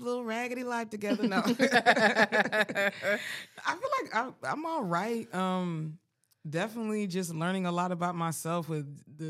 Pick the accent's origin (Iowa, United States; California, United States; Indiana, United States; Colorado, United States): Colorado, United States; Colorado Springs; also born or lived in Frankfurt, Germany; I'm a military brat. I was born in Frankfurt, Germany, and was raised in Colorado Springs, Colorado. Lived on base for a little while